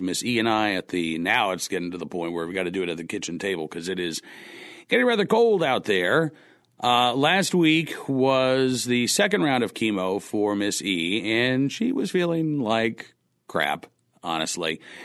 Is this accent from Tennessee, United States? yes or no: no; Oklahoma, United States; moved away; I was growing up in Oklahoma